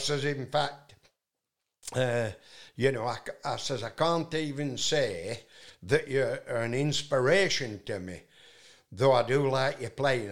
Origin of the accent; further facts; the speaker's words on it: Yorkshire and the Humber, United Kingdom; accent: Yorkshire; I'm from Yorkshire in England